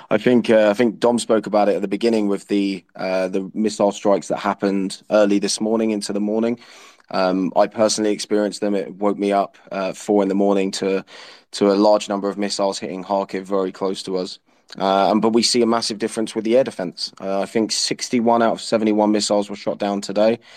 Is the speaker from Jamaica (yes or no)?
no; United Kingdom; use my experience as a British soldier uh, my my knowledge of uh, NATO military uh, practices